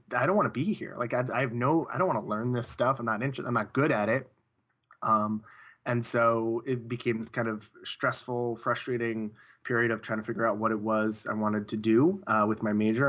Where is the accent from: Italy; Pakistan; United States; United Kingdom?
United States; Long Island, New York; I grew up in, uh, in the suburbs of, uh, Long Island, New York, which is about, about fifteen miles outside Manhattan